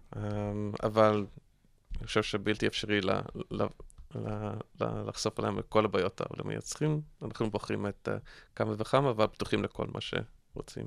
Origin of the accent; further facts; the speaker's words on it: United States; accent: American; Hebrew is a second language; now in Israel; אתם שומעים מהמבטא שלי שאני אמריקאי